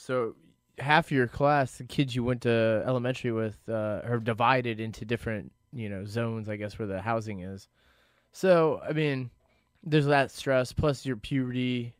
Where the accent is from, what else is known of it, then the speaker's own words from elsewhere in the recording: Stuart, Florida, United States; moved away; I did a portion of my growing up in the Stewart area.